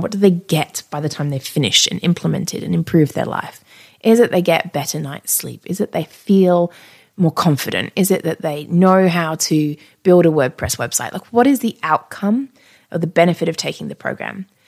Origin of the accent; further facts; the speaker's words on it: Australia; I'm Australian